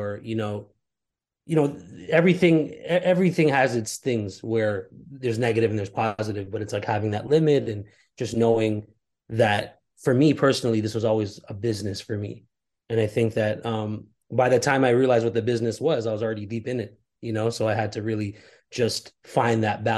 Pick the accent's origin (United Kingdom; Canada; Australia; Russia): Canada; Toronto, Ontario; I was born and raised in Toronto